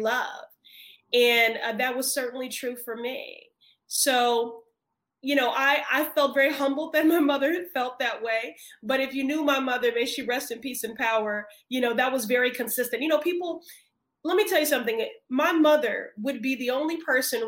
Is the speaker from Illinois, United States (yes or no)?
yes; Chicago, Illinois, United States; now in Massachusetts, United States; I grew up in Chicago, so I had a female mayor in Jane Byrne